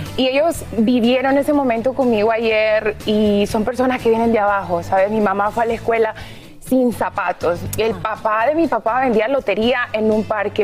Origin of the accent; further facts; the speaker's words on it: Honduras; mi Honduras